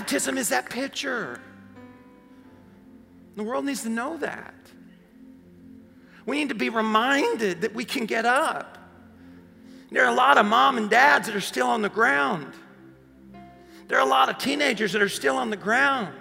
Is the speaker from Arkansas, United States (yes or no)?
yes; Paragould, Arkansas, United States; one of the guys I grew up with in Paragol. A small town